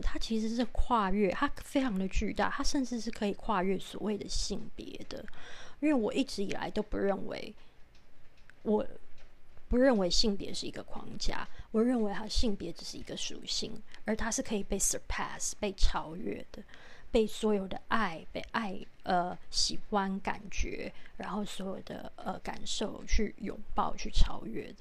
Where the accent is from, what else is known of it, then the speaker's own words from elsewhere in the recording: Taipei, Taiwan; 因为我是台北人